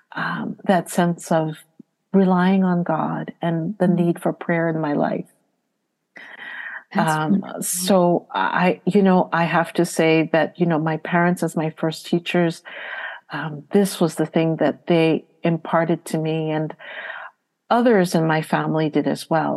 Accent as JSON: {"language": "English", "region": "New York", "country": "United States", "tie": "born or raised there", "also_born_or_lived": "Haiti", "moved": "yes", "lives_now": "Boston, United States", "said": "I was born in New York, but I spent a good amount of time in Haiti when I was little. And then I came back to the States around school age and was in New York for a while, and then came to Boston"}